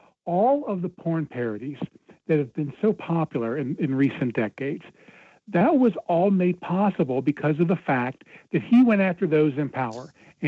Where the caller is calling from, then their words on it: Cincinnati, Ohio, United States; from Cincinnati, and you're welcome.